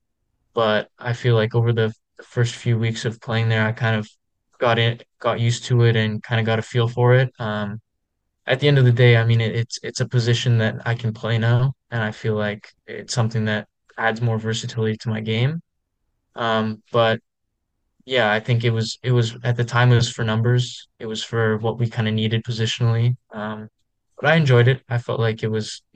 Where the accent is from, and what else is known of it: Vancouver, British Columbia, Canada; born or raised there